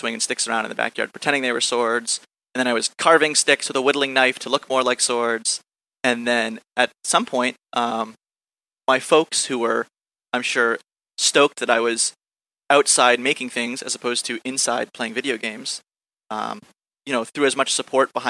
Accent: Topsfield, Massachusetts, United States; my hometown, Topsfield, Massachusetts

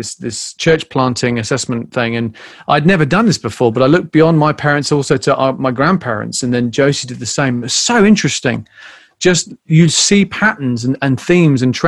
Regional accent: United Kingdom; moved away as an adult; also born or lived in Canterbury; now in United States; growing up in Britain

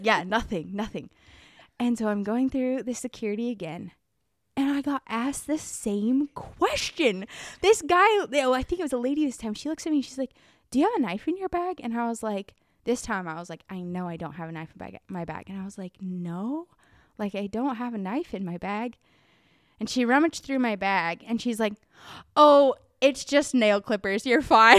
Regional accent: Arizona, United States; now in Prague, Czech Republic; so I grew up in Arizona

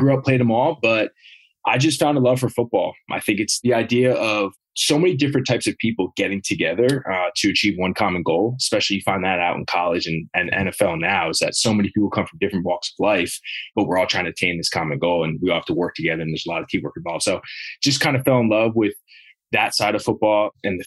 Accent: Long Valley, New Jersey, United States; moved away as an adult; now in Maryland, United States; I grew up in Long Valley, yeah, Morris County

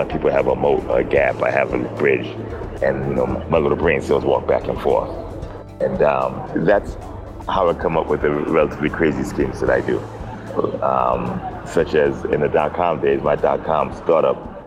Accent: New York City, New York, United States; also born or lived in Roosevelt, Long Island / Brooklyn; Native New Yorker.

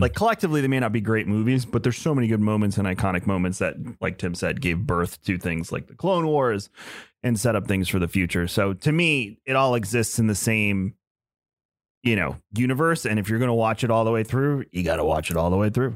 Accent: Long Island, New York, United States; now in Tampa, United States; where I'm originally from. I'm from Long Island

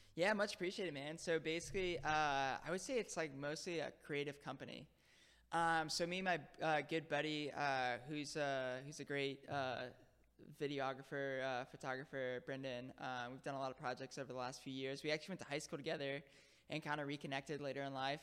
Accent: Palm Bay, Florida, United States; moved away as an adult; also born or lived in Harlem, New York City / The Bronx, New York City; now in New York City, United States; I grew up in Florida

